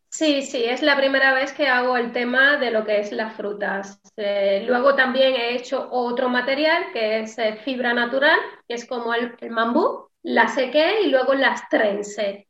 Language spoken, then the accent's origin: Spanish; Cuba; moved away; Sí, vengo de Cuba y qué. Sí, soy cubana